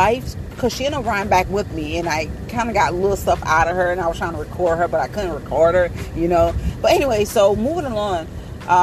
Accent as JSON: {"language": "English", "region": "Florida", "country": "United States", "said": "because I'm from Florida"}